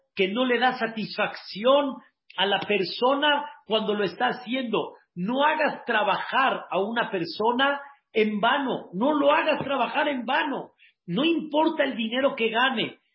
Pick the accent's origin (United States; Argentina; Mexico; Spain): Mexico; como decimos aquí en México